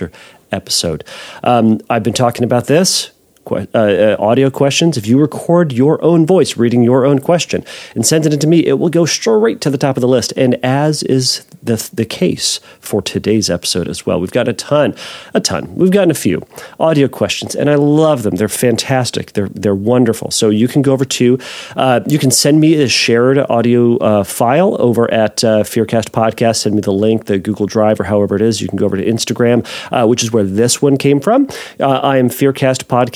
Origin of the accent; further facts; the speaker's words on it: United States; we're American, and I am one